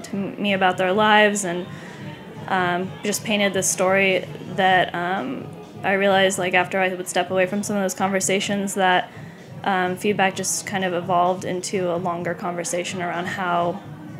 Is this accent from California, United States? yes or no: yes; San Clemente, California, United States; moved away; I'm from Southern California. I'm from a small town